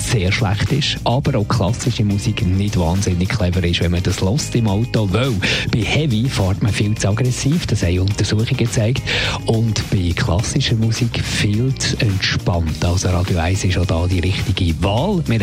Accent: Spain; German is a second language; Ich bin äh, Spanierin und ich habe einfach gerne ein bisschen den Rhythmus.

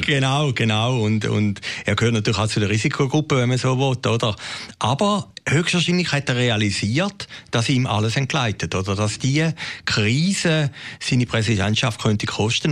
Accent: Switzerland; Bei uns in der Schweiz

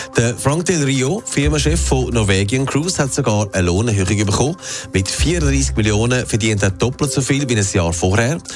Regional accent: Switzerland; bei uns in der Schweiz

